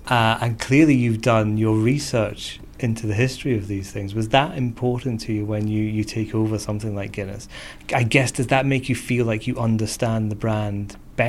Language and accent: English; Edinburgh, Scotland, United Kingdom; My hometown.